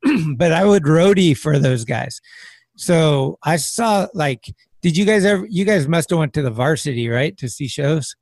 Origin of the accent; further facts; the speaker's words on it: San Carlos, California, United States; moved away as an adult; also born or lived in Redwood City, California; now in San Francisco, United States; I was born in Redwood City, but then I I lived in San Carlos